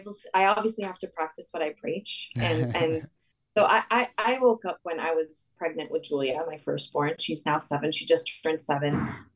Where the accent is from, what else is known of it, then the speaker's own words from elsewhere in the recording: Saudi Arabia; also born or lived in Lebanon; I mean, I'm originally Lebanese. I spent my summers in Lebanon. I grew up in Saudi.